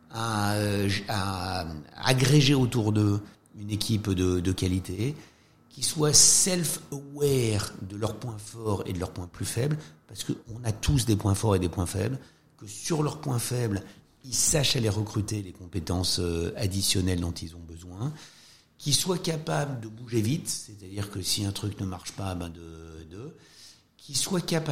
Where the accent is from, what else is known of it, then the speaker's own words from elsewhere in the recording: France; quand on est français, quand on vient du système français